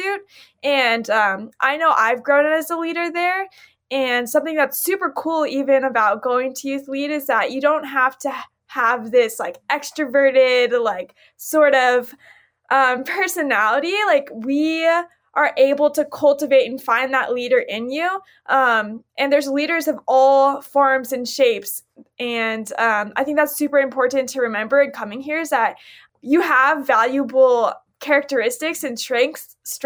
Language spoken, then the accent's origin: English; Millersville, Missouri, United States; I'm from Millersville, Missouri, and I represent the Central Region